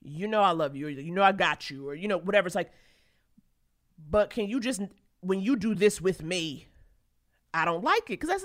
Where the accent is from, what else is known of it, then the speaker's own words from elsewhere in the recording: New York, United States; I'm a New Yorker